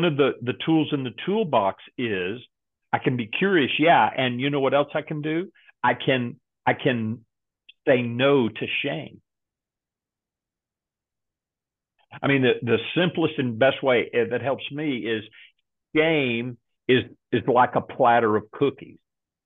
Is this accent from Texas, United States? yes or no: yes; Texas, United States; I grew up in Texas